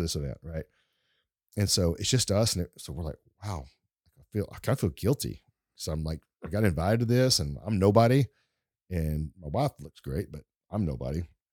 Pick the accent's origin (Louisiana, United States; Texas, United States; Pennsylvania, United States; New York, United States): Texas, United States; East; accent: East Texas Deep Woods accent; I'm from East Texas and I'm not from fancy big, big places